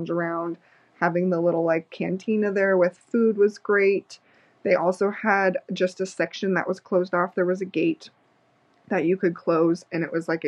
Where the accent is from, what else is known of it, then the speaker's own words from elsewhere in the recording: New Mexico, United States; I am from New Mexico